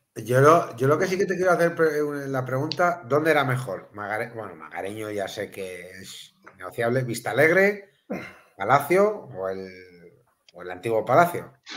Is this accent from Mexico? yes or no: no; Melilla, Spain; moved away; mi tierra, yo soy de Melilla, Juan, pero hace muchos años que no vivo allá